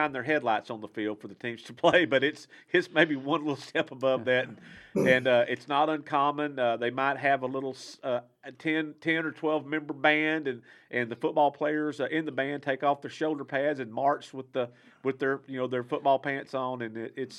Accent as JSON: {"language": "English", "region": "Texas", "country": "United States", "said": "I'm from Texas, and six-man football is a big thing there."}